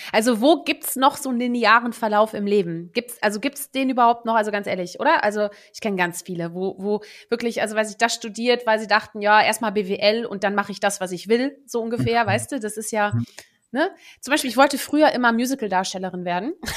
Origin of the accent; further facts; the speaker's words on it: Germany; first language Dutch; German is a second language; also born or lived in Netherlands; Ich bin ja eigentlich gebürtige Niederländerin und bin mit sieben dann nach Deutschland, äh, neue Freunde, neue Sprache. Ich durfte nicht mehr Niederländisch sprechen, weil ich musste ja jetzt dann erstmal Deutsch lernen